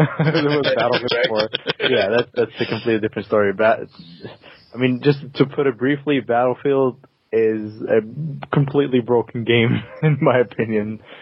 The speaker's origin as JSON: {"language": "English", "country": "Denmark", "lives_now": "London, United Kingdom"}